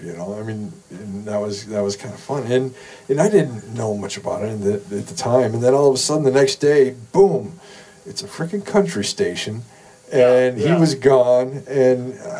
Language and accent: English; Detroit, Michigan, United States; I used to listen to him in Detroit when I was growing up.